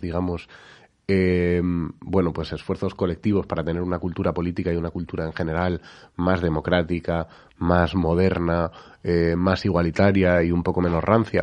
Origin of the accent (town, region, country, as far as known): Spain